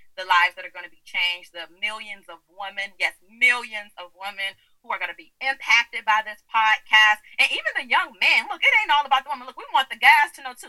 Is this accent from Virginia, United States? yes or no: yes; Virginia, United States; moved away as an adult; now in Maryland, United States; I relocated from my home state of Virginia to Maryland.